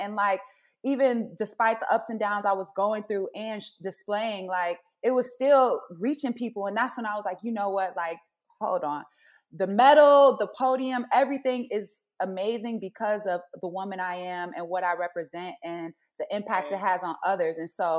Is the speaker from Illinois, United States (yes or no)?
yes; Chicago, Illinois, United States; If I would have told my little self back when I was going to high school or elementary school in Chicago that I could go and be some bobsled, that just blows my mind